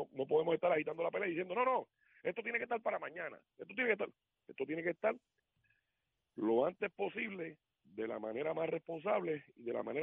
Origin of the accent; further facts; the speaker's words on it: Puerto Rico; así somos los puertorriqueños